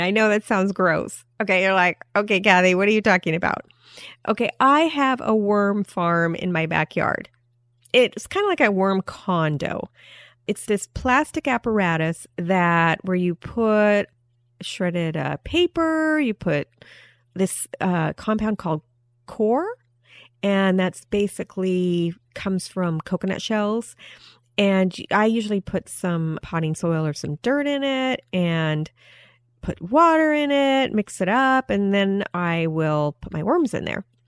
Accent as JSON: {"language": "English", "region": "Alaska", "country": "United States", "tie": "born or raised there", "moved": "yes", "said": "I was raised partially in Alaska where there wasn't much sunlight"}